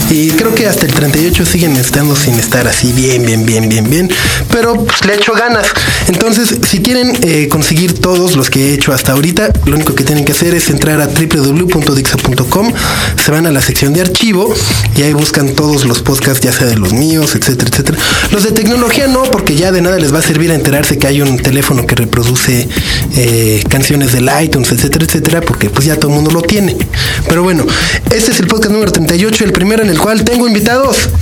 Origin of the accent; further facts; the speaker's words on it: Mexico; sí vengo de México